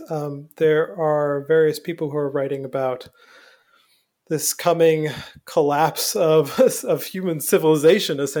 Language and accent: English; Newfoundland and Labrador, Canada; moved away; I'm from Newfoundland, so I'm from a very maritime oh. place. I grew up on an island